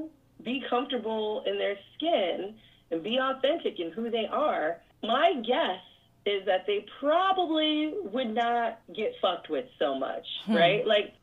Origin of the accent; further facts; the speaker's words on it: Northern California, United States; moved away; I'm from California. I'm from Northern California.